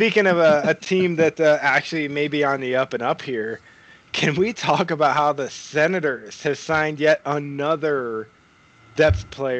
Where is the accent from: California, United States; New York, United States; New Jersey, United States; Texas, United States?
New York, United States; Buffalo; I'm the American in this chat here, as I'm from Buffalo